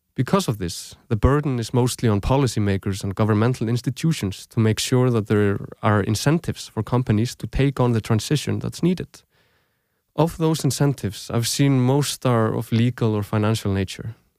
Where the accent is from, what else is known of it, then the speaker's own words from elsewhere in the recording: Reykjavík, Capital Region, Iceland; moved away as an adult; also born or lived in Aarhus, Denmark; now in Denmark; I grew up in Reykjavík, Iceland. I lived there most of my life